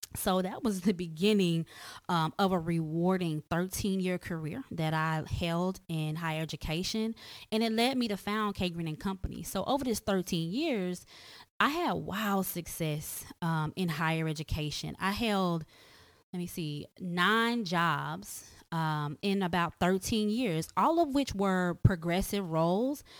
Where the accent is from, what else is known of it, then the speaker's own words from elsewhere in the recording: Tulsa, Oklahoma, United States; I was born and raised in Tulsa, Oklahoma